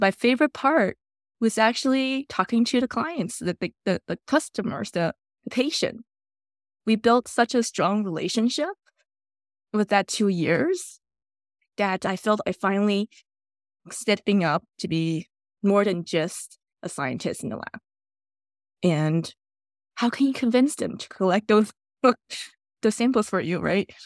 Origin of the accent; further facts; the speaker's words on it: Taiwan; now in Canada; My childhood memory in Taiwan